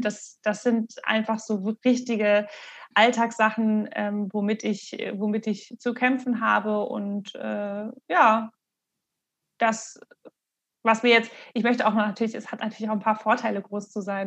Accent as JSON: {"language": "German", "town": "Marburg", "region": "Hesse", "country": "Germany", "tie": "born or raised there", "said": "Ich bin ja in Marburg aufgewachsen, äh, also auf dem Dorf"}